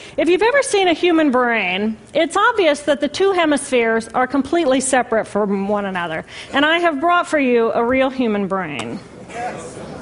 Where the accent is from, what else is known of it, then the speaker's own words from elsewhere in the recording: Indiana, United States; moved away as an adult; also born or lived in Boston; I moved from my home state of Indiana to Boston